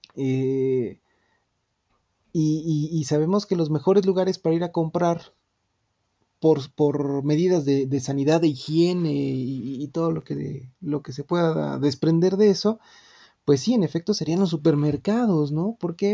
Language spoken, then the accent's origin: Spanish; Mexico; esos emblemas que nos identifican como mexicanos